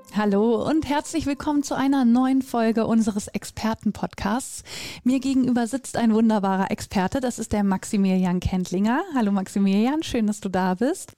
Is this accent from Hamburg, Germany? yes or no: no; North Rhine-Westphalia, Germany; ich komme ja aus Nordrhein-Westfalen